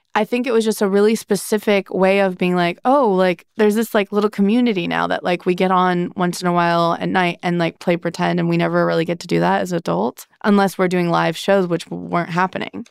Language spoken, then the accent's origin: English; Midwest, United States; moved away as an adult; When you grow up in the Midwest, but then you move somewhere big